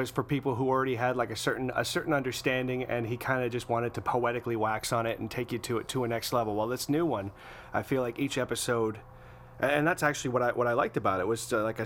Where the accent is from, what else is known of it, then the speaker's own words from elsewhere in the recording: Canada; I'm from Canada